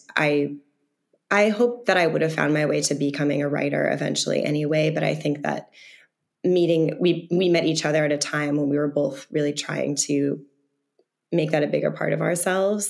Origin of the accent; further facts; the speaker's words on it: the Berkshires, Massachusetts, United States; I'm from the Berkshires, a very rural part of Massachusetts